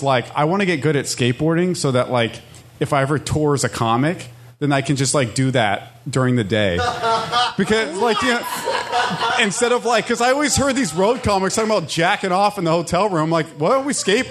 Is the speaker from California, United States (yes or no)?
yes; Orange County, Southern California, United States; I'm from Southern California, so like in Orange County, everyone just skated.